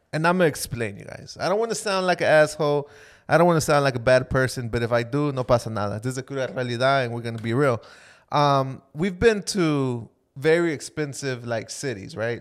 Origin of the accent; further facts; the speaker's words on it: Florida, United States; we're from Florida and we got a lot of humidity